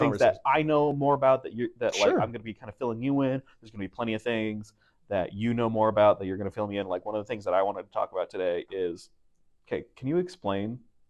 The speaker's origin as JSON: {"language": "English", "region": "Alberta", "country": "Canada", "tie": "born or raised there", "said": "I grew up in Alberta. Mm-hmm. So I grew up like a hockey fan."}